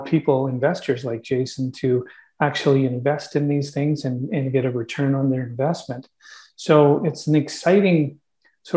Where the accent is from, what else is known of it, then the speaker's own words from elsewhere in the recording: Canada; we're Canadian